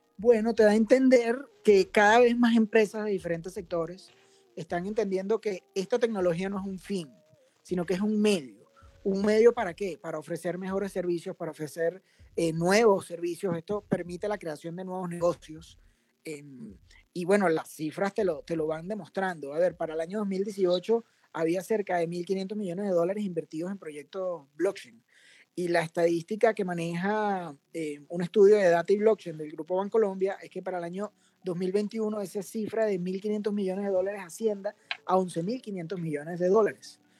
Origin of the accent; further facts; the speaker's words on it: Caracas, Capital District, Venezuela; Yo soy venezolano, caraqueño.